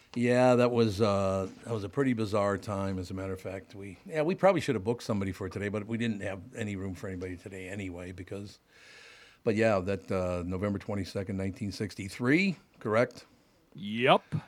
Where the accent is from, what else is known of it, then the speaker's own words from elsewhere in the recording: Minneapolis, Minnesota, United States; I grew up in North Minneapolis, Jews, Catholics, and black people.